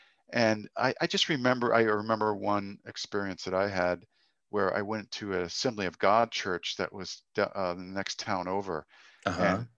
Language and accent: English; New England, United States; Now, see, I didn't grow up in the Bible Belt. I grew up in New England, and we definitely had conservative Christianity in New England.